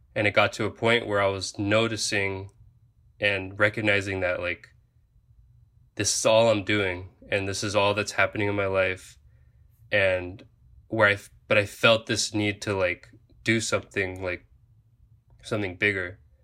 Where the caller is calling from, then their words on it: Oahu, Hawaii, United States; I am currently a diver in the Coast Guard, and I'm calling from Oahu, Hawaii